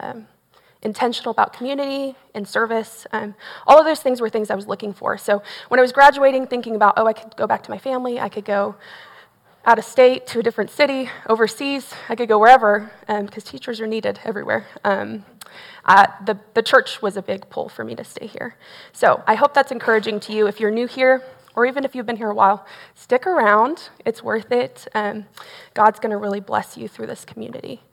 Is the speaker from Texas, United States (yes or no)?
yes; Tomball, Texas, United States; also born or lived in Belton, Texas; I grew up in Tomball, Texas. So I'm not originally from here, but Tomball's in the Northwest Houston area. I was born and raised there.